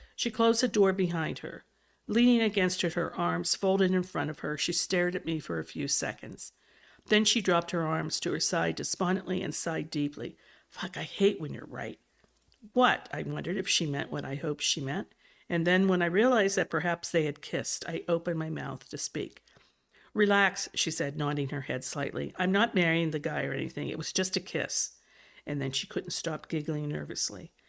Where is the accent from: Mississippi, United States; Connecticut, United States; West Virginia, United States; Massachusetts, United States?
West Virginia, United States; coming from West Virginia